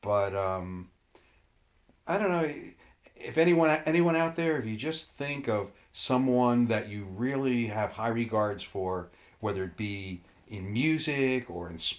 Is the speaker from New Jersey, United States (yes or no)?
yes; Hudson County, New Jersey, United States; I grew up in Hudson County in North Jersey